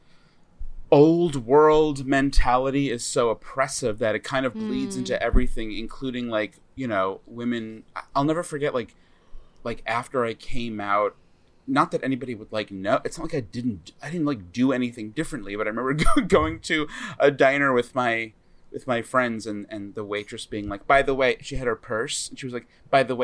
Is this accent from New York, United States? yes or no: yes; Smithtown, New York, United States; moved away; I am from Smithtown.